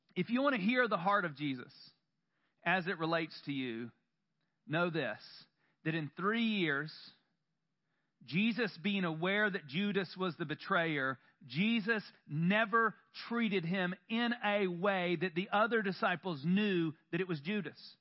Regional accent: the South, United States; I grew up in the South, and up until I was 18

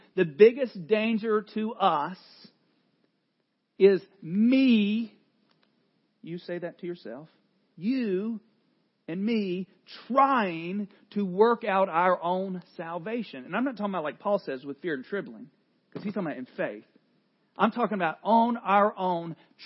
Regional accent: the South, United States; I grew up in the South

